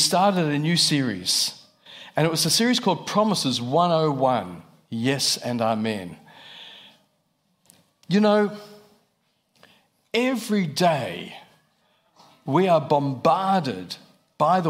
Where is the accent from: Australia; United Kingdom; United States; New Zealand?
Australia; moved away as an adult; I'm from Australia, if you're wondering about the accent.